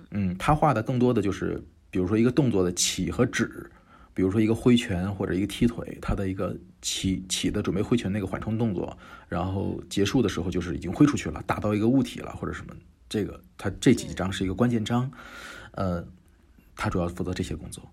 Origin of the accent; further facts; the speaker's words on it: China; also born or lived in Japan; 现在已经回国了，在国内做，呃，动，动画，原创动画